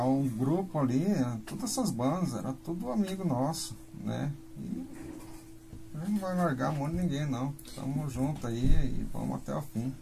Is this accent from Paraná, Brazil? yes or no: yes; Londrina, Paraná, Brazil; sou de Londrina, tô aqui